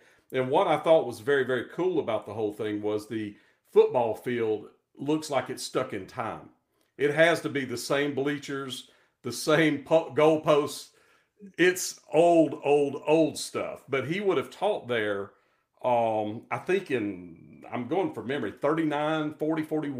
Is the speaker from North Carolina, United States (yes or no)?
yes; Kinston, North Carolina, United States; also born or lived in Raleigh, North Carolina; now in Nashville, United States; I was born in Raleigh, but I was raised in a small town in North Carolina called Kinston, K-I-N-S-T-O-N.